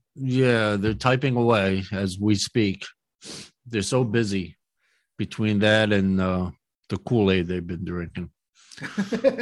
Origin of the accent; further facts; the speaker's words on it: Philadelphia, Pennsylvania, United States; I was born in Philly